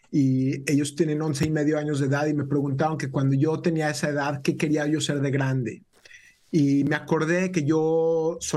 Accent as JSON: {"language": "Spanish", "country": "Mexico", "moved": "yes", "lives_now": "United States", "said": "Yo vine de México, era algo que yo no tomaba por cierto, pero en Estados Unidos toda mi vida acá lo hemos tomado por un hecho"}